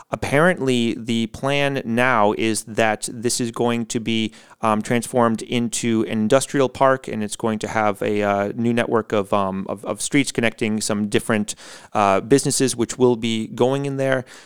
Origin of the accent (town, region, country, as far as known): United States; born or raised there; moved away